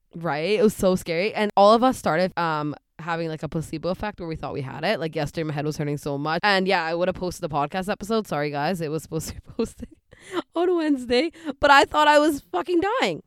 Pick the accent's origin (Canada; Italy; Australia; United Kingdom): Canada; Surrey, British Columbia; also born or lived in Delta, British Columbia; Grew up in Delta and Surrey